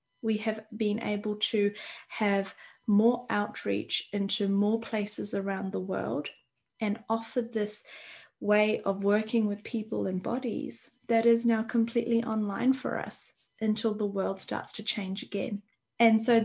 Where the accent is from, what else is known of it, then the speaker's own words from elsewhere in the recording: New Zealand; I'm from New Zealand and I'm in New Zealand